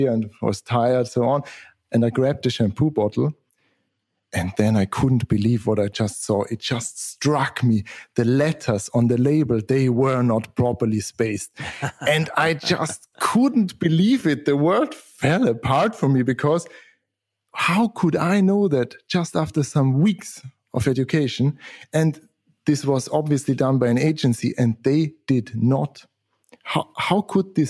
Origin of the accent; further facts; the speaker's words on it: Austria; I'm from Austria, south of Germany, small country there.